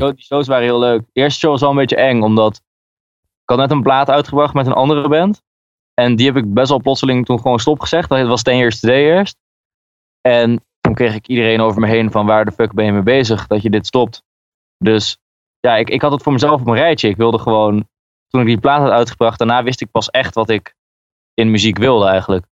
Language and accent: Dutch; Groningen, Netherlands; Ik ben komen uit Groningen